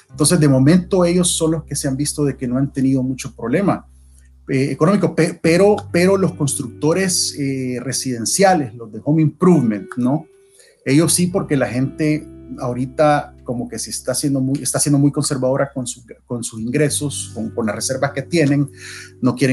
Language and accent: Spanish; El Salvador; now in United States; yo eh, soy salvadoreño de nacimiento, 100%. Eh, viví en El Salvador hasta el principio de los 90. Al principio de los 90, nuestra familia inmediata, mis papás y mis hermanos, agarramos rumbo a Estados Unidos, aquí a Virginia, al condado de Prince William, buscando